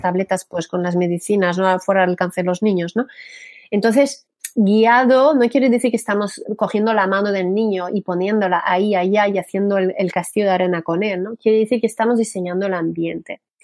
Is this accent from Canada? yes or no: yes; Canada; Spanish is a second language; moved away as an adult; now in Spain; yo que soy canadiense